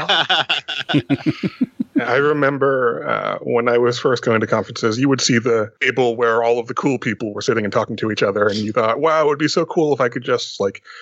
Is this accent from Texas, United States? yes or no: yes; Austin, Texas, United States; my hometown of Austin